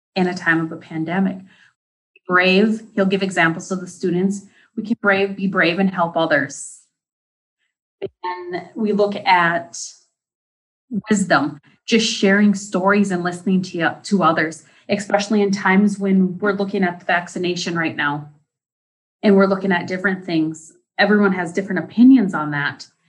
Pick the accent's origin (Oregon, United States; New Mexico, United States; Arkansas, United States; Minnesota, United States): Minnesota, United States; Deer River; I am from Deer River, Minnesota